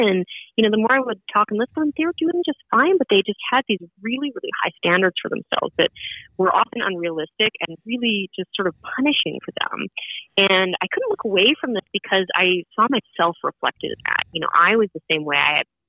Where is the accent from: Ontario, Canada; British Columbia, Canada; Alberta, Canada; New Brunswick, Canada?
Alberta, Canada; Edmonton; now in Brooklyn, United States; I'm from Edmonton, which is way out west.